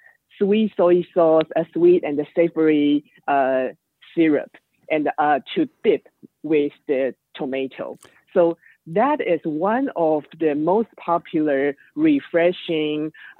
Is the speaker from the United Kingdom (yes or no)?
no; Taiwan; now in Bay Area, United States; we are actually from Taiwan.